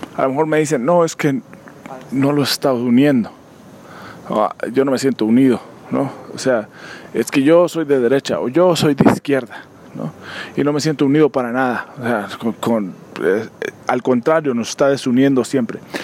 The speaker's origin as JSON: {"language": "Spanish", "country": "Mexico", "said": "somos nosotros como mexicanos"}